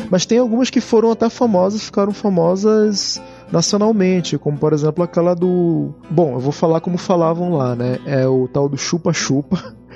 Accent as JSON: {"language": "Portuguese", "town": "Manaus", "region": "Amazonas", "country": "Brazil", "said": "Mas lá de onde eu venho, de Manaus, do norte do país, é cheio de lenda."}